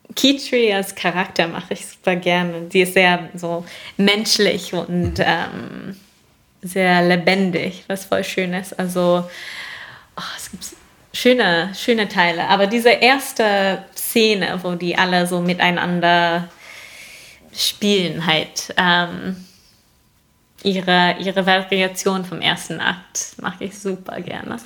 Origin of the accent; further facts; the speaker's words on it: New York, United States; moved away; ich komme aus Bundesstaat New York